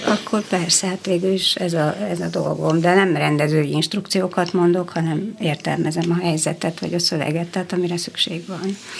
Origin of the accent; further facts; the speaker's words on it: Oradea, Bihor County, Romania; én színház közelben is felnőttem fel, mert a szüleim ugyan zenészek és zenetanárok, de édesapám dolgozott a Nagyváradi Színházban